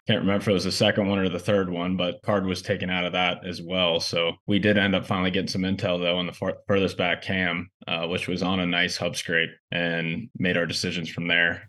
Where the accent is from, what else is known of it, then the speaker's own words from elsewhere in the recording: Ohio, United States; I'm from Ohio.